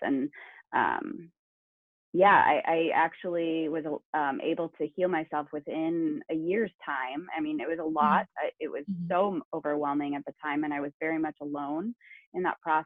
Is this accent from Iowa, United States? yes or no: yes; Northwest Iowa, United States; now in Napa, United States; I'm originally from Northwest Iowa and I grew up on a pig farm all of my life.